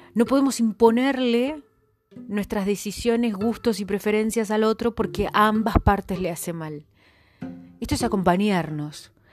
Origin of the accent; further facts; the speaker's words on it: Argentina; somos Argentina, familias numerosas